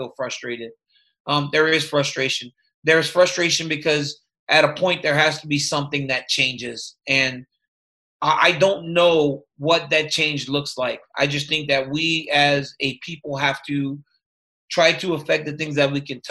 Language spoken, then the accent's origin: English; Louisiana, United States; I grew up in Louisiana